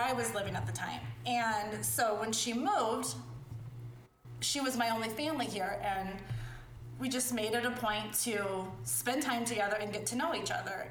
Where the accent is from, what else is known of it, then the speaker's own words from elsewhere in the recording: Chicago, Illinois, United States; moved away as an adult; also born or lived in Florida / Washington, District of Columbia, United States / Tampa / Texas; I grew up in Chicago